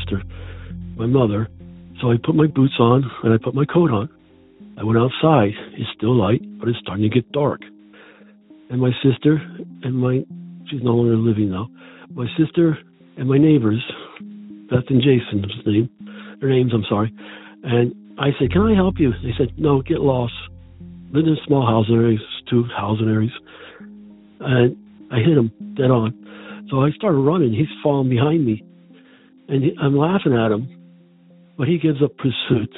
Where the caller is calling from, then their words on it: Pennsylvania, United States; also born or lived in Charleston, Maine; I'm calling from Pennsylvania.